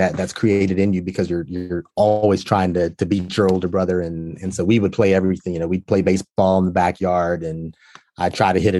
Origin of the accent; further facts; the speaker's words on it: Walnut Cove, North Carolina, United States; I grew up in a small town, you know, North Carolina, Walnut Cove, North Carolina